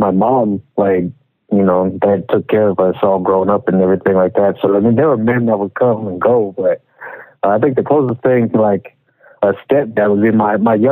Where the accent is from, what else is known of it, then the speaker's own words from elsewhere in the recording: Spokane, Washington, United States; also born or lived in Tacoma, Washington; I was born in Tacoma, Washington. I'm from the west coast of America, but I've lived pretty much my whole life in Spokane